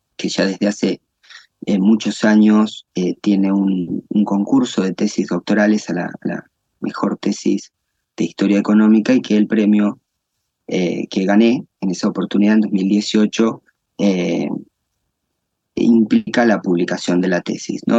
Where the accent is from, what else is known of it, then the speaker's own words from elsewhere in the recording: La Pampa, Argentina; also born or lived in Santa Rosa, La Pampa; yo soy eh, eh, argentino, nacido en Argentina, en una provincia del interior del país, eh, que es la provincia de La Pampa